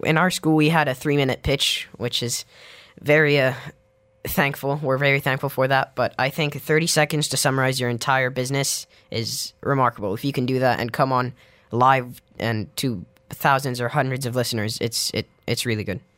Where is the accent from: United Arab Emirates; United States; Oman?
United Arab Emirates; Dubai; growing up in Dubai, there isn't a, a very strong language community.